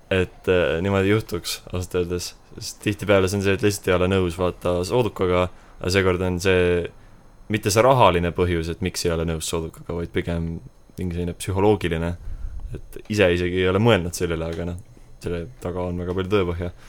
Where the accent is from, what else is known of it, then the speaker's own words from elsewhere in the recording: Estonia; me oleme eestlased ikkagi. eestlasteks jääme eestlane olen ja eestlane